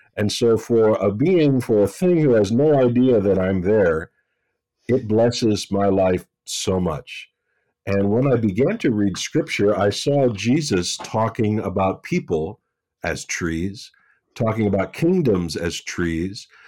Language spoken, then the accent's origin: English; West Virginia, United States; I'm from West Virginia and I grew up uh, up a holler